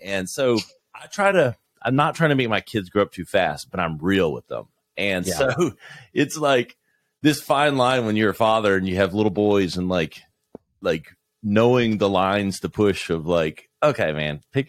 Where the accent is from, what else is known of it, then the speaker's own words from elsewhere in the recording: South Carolina, United States; I'm a, you know, Southern kid growing up in South Carolina, went to Clemson, marketing major.